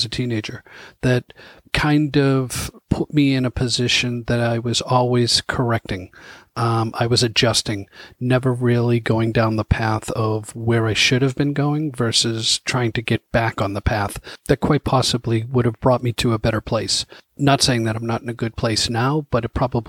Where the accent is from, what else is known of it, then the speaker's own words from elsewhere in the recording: Boston, Massachusetts, United States; growing up in the Dorchester neighborhoods